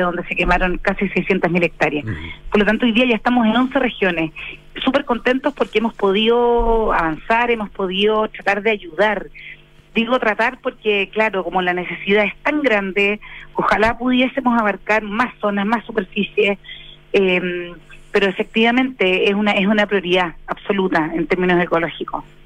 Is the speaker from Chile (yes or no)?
yes; Chile; como chilenos